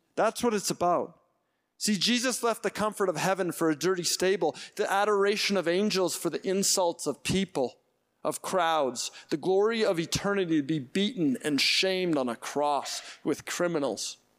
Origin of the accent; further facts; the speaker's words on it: Edmonton, Alberta, Canada; I grew up in Edmonton